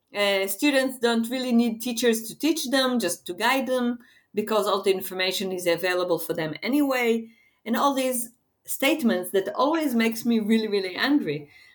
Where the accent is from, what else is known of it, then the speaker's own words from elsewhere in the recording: Israel; I am from Israel